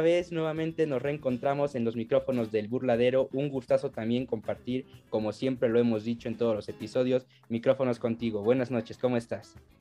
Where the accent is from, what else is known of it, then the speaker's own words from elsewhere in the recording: Apizaco, Tlaxcala, Mexico; somos aquí de, de Apizaco